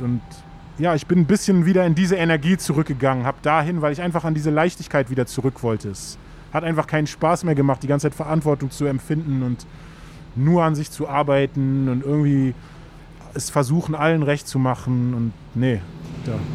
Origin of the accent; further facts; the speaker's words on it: Berlin, Germany; da, wo ich aufgewachsen bin, war fast direkt an der Spree